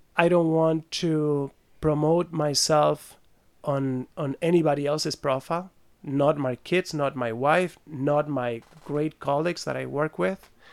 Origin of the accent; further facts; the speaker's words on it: Buenos Aires, Argentina; also born or lived in France; now in Switzerland; born in France, I grew up in Buenos Aires.